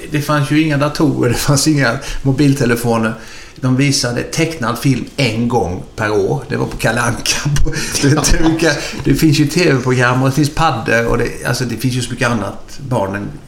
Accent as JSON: {"language": "Swedish", "town": "Vimmerby", "region": "Kalmar County", "country": "Sweden", "tie": "born there", "said": "Eh, som i Vimmerby är vi födda. Det står det i passet i alla fall."}